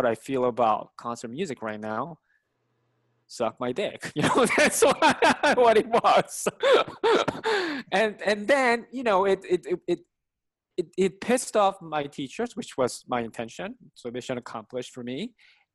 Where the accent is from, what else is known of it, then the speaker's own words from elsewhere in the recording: South Korea; English is a second language; moved away; as an Asian person, I grew up in Korea